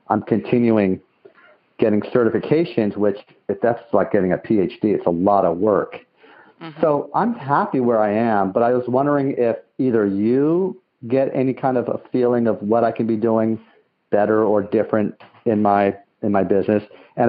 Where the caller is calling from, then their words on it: San Bruno, California, United States; I'm calling from San Bruno, California.